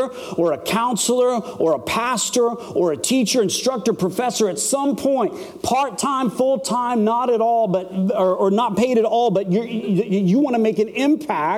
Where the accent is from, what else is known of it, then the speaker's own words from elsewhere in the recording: Phoenix, Arizona, United States; I'm from Phoenix, Arizona